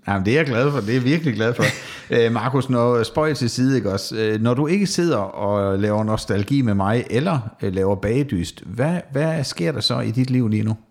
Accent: Southern Jutland, Southern Denmark, Denmark; det er vist mere sønderjysk, der hvor jeg kommer fra

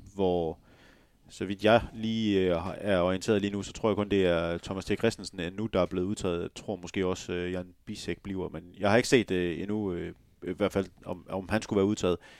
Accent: West Jutland, Denmark; Jeg er også vestjyde.

